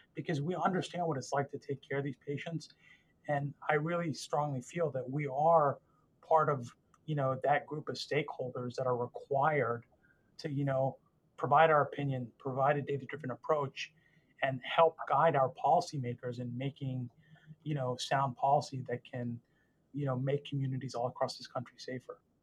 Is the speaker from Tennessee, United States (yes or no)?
no; Northern Virginia, United States; I grew up in Northern Virginia, uh, just outside our nation's capital